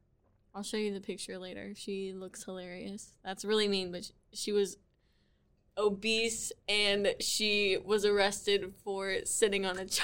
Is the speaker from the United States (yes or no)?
yes; United States; Boone County.